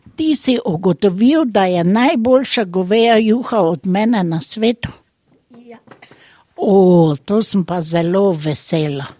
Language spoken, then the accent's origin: Slovenian; Slovenia; moved away as an adult; now in Germany; Rojena sem v Sloveniji, živim pa tukaj v Nemčiji.